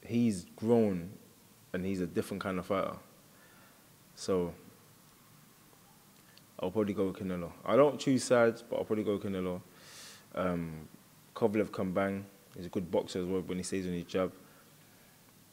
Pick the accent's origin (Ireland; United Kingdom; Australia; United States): United Kingdom; I'm half Bajan, half Jamaican. But I'm British